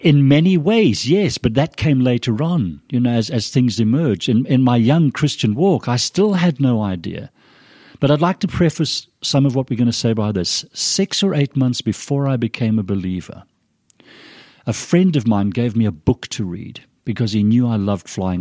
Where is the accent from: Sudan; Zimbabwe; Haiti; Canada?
Zimbabwe; accent: British, a little confused accent; moved away as an adult; also born or lived in Scotland; now in Idaho, United States; My, my mum and dad left Scotland when I was a three-year-old, and went to Rhodesia. My dad was an engineer on the railroad system to help develop the railroads in the Rhodesias. So I grew up in Africa